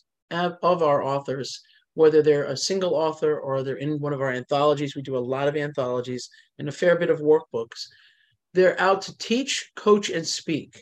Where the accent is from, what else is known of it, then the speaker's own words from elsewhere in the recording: New Jersey, United States; I am Italian and from New Jersey.